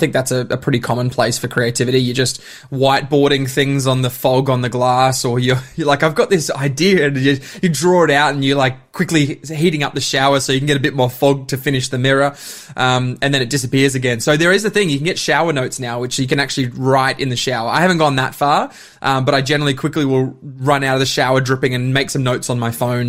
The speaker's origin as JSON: {"language": "English", "town": "Bundaberg", "region": "Queensland", "country": "Australia", "lives_now": "Melbourne, Australia", "said": "Yeah, I'm a Bundy boy, which is always funny to say that, but I'm definitely Melburnian by choice."}